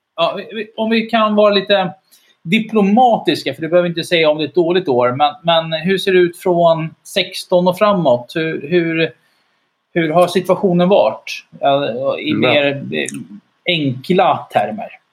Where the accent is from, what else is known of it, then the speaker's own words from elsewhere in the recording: Sweden; som alla svenskar